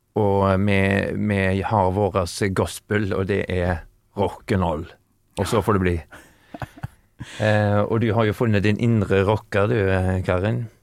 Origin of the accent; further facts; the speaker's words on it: Haugesund, Rogaland, Norway; now in Sweden; nå er jeg fra Haugesund